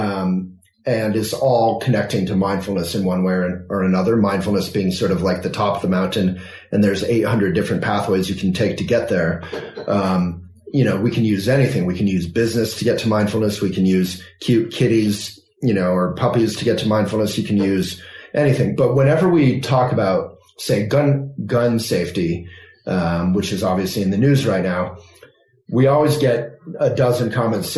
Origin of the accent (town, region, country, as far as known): Vermont, United States; born or raised there